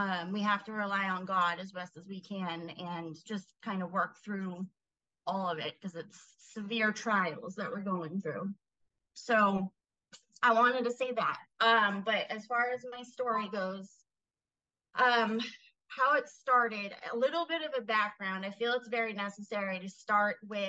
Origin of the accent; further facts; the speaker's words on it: New England, United States; moved away; I'm from New England